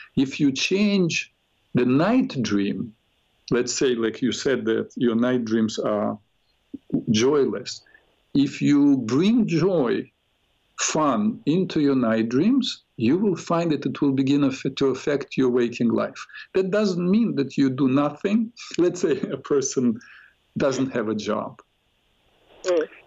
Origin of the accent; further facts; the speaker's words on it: Odesa, Odesa Oblast, Ukraine; moved away; I was born in Ukraine, Odessa.